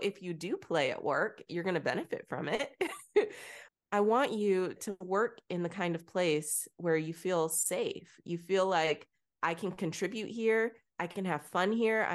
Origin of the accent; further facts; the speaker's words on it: Texas, United States; also born or lived in Bronx, New York; I was born in the Bronx, raised in Texas